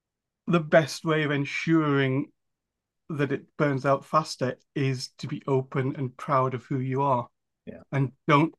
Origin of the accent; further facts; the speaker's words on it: Newcastle upon Tyne, North East England, United Kingdom; I don't have a very strong one. I'm from Newcastle upon Tyne, up in the northeast of England.